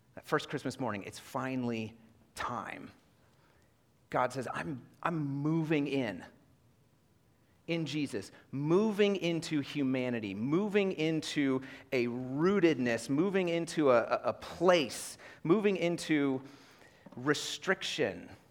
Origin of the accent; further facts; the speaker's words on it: Iowa, United States; moved away; I grew up in Iowa